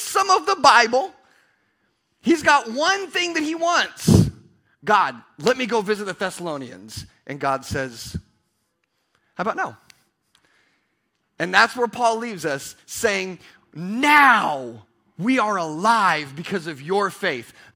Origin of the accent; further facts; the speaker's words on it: Pasco, Washington, United States; I'm from Pasco